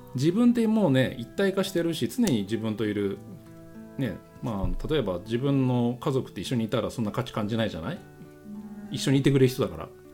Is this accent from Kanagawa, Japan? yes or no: yes; Yokohama, Kanagawa, Japan; 出身がね横浜なんだけど横浜で生まれ育つと横浜がおしゃれっていう感覚全くなかった